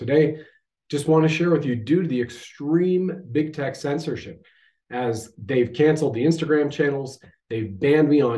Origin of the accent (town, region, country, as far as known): Canada